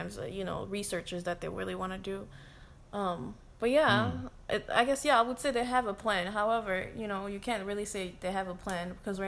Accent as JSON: {"language": "English", "region": "Minnesota", "country": "United States", "said": "I'm from Minnesota"}